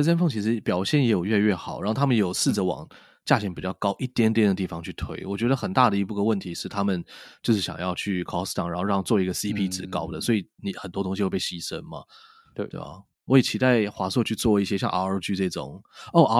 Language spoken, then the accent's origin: Chinese; Taiwan; 我们身为台湾人，